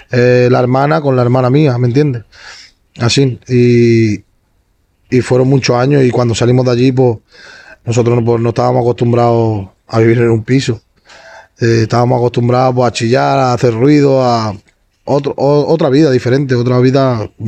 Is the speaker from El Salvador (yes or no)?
no; Badalona, Catalonia, Spain; Hasta que terminamos aquí en Badalona, que tengo toda mi familia aquí, en San Roque. Nosotros, básicamente, casi toda mi familia somos de aquí.